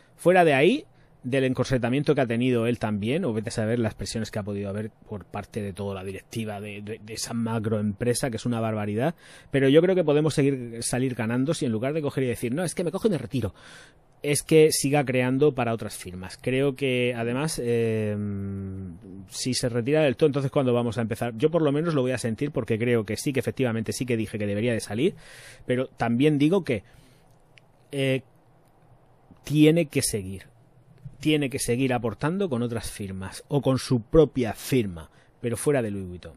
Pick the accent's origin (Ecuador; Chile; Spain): Spain; Region of Murcia; soy de Murcia